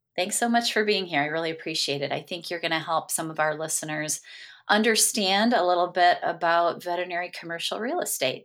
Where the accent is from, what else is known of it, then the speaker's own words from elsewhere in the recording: Michigan, United States; I'm from Michigan